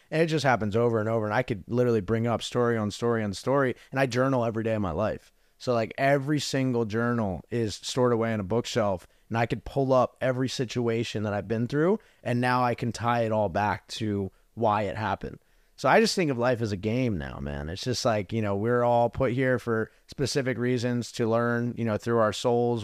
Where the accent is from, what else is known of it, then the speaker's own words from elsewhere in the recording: New Jersey, United States; moved away as an adult; also born or lived in Arizona; I grew up in New Jersey, super cold